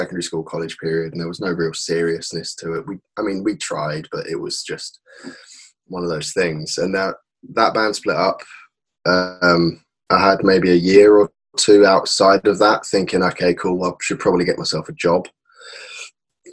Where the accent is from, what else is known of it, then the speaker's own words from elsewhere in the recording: Woking, South East England, United Kingdom; in my hometown of Woking